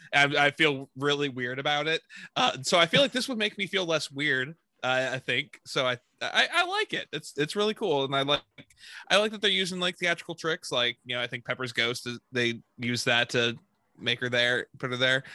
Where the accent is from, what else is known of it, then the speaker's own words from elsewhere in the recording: Texas, United States; I'm a Texan